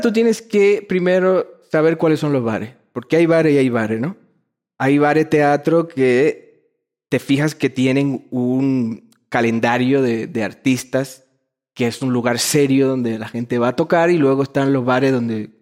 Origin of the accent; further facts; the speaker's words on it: Dominican Republic; moved away; also born or lived in Madrid, Spain; soy dominicano, siempre lo seré, pero también hay una formación mía en Madrid que, que está como tatuada en mi ser